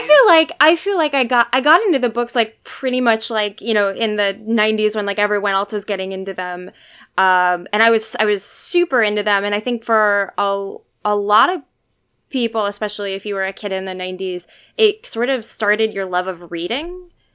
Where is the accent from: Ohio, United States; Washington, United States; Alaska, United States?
Alaska, United States; I'm from Alaska